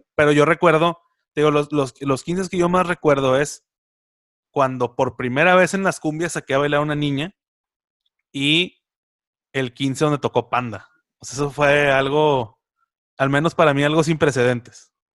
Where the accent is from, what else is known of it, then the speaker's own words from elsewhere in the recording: Monterrey, Nuevo León, Mexico; como regios